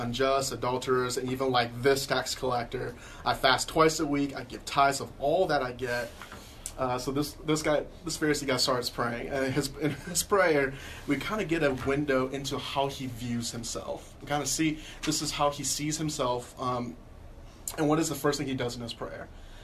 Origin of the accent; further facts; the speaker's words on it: the South, United States; I grew up in the South all my life